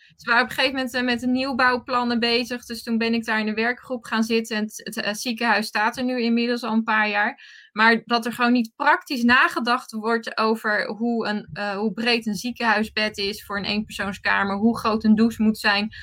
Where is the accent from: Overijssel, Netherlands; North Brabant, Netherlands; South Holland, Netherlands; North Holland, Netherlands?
South Holland, Netherlands; Rotterdam area; ik kom uit het Rotterdamse